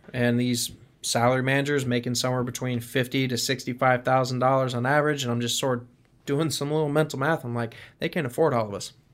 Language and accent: English; Stuart, Florida, United States; moved away; I grew up in Stuart, Florida